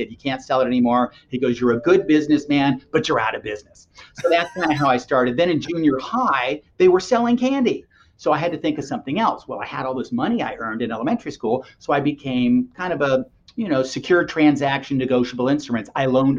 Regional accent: Los Angeles, California, United States; I grew up in Los Angeles.

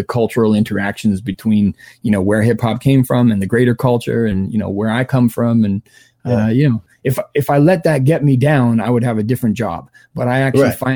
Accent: Vancouver, British Columbia, Canada; where I grew up in Vancouver

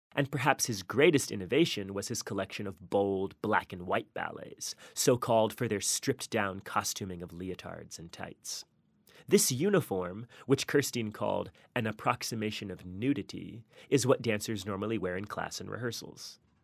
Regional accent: Charlotte, North Carolina, United States; moved away; my hometown of Charlotte, North Carolina

